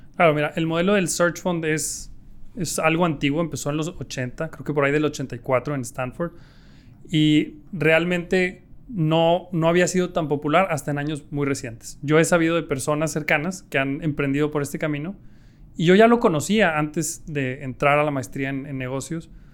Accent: Mexico; yo me quiero morir haciendo negocios en mi país

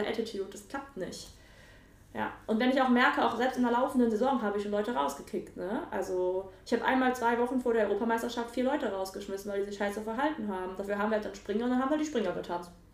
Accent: Nettetal, North Rhine-Westphalia, Germany; also born or lived in Mönchengladbach; Nettetal, wo ich groß geworden bin.

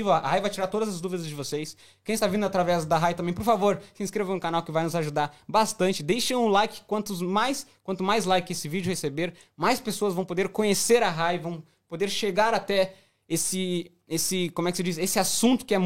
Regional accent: Minas Gerais, Brazil; gente sou mineira

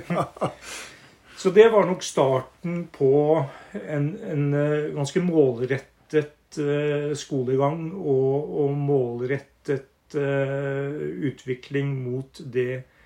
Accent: Northern Norway, Norway; moved away; also born or lived in Hamar; jeg er eh, småbrukersønn fra Nord-Norge. vokst opp ute i havgapet

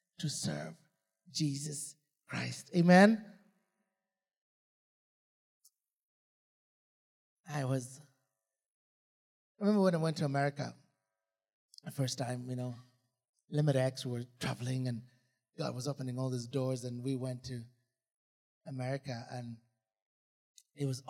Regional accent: Uganda; moved away as an adult; also born or lived in England / United States; We're not British. We're Ugandans.

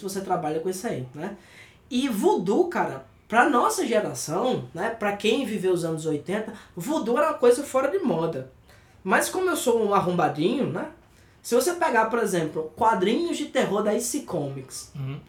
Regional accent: Brazil; para nós que somos brasileiros

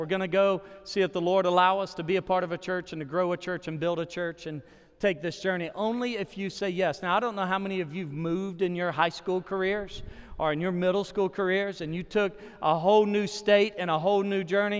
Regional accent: Arkansas, United States; moved away as an adult; also born or lived in Texas / Nashville, Tennessee; now in Oklahoma City, United States; I actually moved to Oklahoma 3 years ago. I'm originally from Arkansas

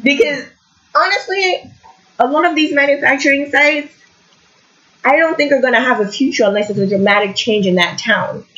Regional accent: Lagos, Nigeria; now in Kingston, Canada; we grew up in Lagos, it's very loud, I'm not a huge fan. And then I came to Canada

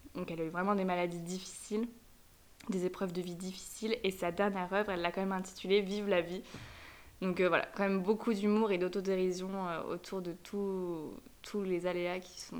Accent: France; also born or lived in Madrid / Paris; J'adore la France, c'est mon pays, je suis française

